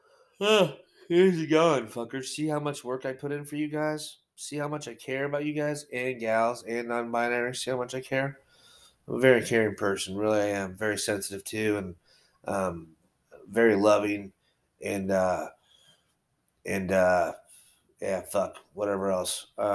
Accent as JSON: {"language": "English", "country": "United States", "said": "I'm American"}